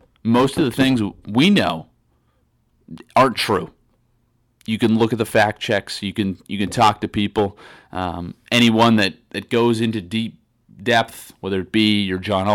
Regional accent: Canada; now in United States; I am from Canada

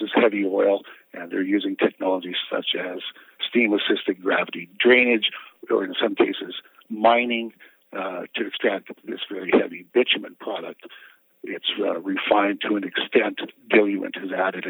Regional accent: Canada; as a Canadian is that we don't have the right to cross the border and vote.

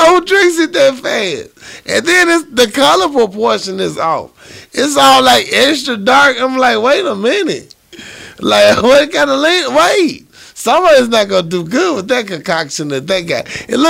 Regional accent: the South, United States; accent: southern; You talking about my southern ass accent

